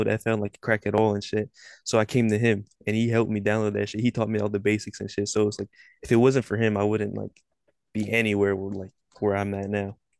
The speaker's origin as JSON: {"language": "English", "town": "Sacramento", "region": "California", "country": "United States", "said": "I'm from Sacramento, California. Ain't really shit down here"}